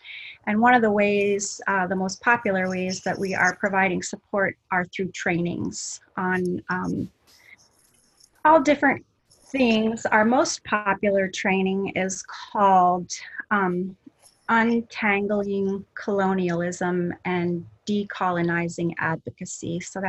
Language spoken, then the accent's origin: English; Anchorage, Alaska, United States; I moved around a lot, but for the most part, I grew up in Anchorage